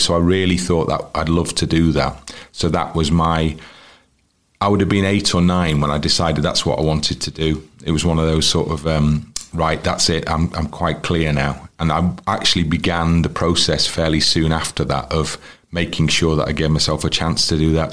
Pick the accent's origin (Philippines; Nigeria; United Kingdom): United Kingdom; Wrexham, Wales; also born or lived in Liverpool; I'm a Wrexham fan, and that's because I grew up in Wrexham